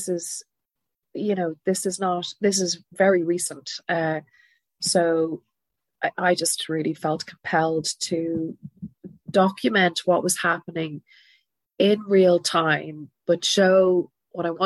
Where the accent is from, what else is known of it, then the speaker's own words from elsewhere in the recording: Ireland; as an Irish woman.